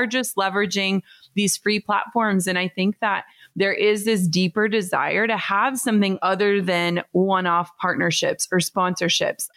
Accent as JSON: {"language": "English", "region": "Minnesota", "country": "United States", "said": "I'm from Minnesota, live in Minnesota still"}